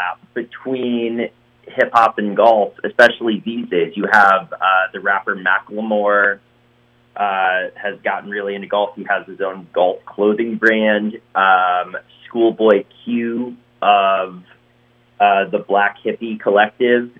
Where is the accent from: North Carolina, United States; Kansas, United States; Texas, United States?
North Carolina, United States; Western; moved away as an adult; also born or lived in New York / Los Angeles; I grew up playing golf, and I'm from Western North Carolina